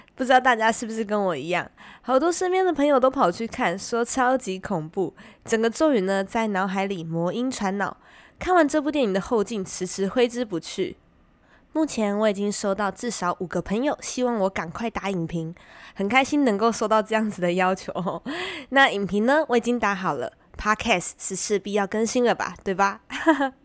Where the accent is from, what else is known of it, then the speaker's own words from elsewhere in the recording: Taiwan; 身为台湾人